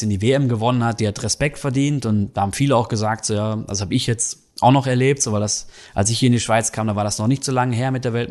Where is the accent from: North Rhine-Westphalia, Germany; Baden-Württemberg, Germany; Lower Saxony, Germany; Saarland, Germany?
North Rhine-Westphalia, Germany; weil ich komme ja aus dem Ruhrgebiet, bin äh, Borussia Dortmund, ja, Fan